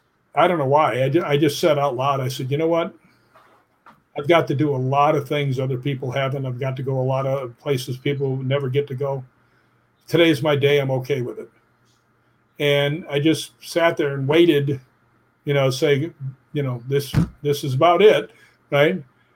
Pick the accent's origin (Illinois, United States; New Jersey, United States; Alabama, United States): Illinois, United States; Chicago; I grew up in Chicago. I was like, yeah, this feels great. I'm so used to California.